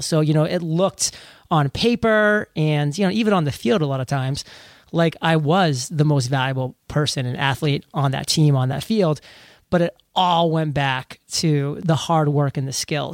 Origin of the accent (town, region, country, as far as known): Maine, United States; born or raised there